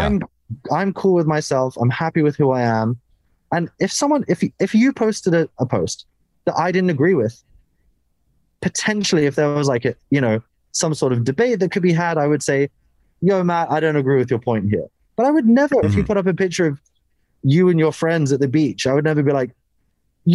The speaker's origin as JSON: {"language": "English", "country": "United Kingdom", "said": "as a British guy"}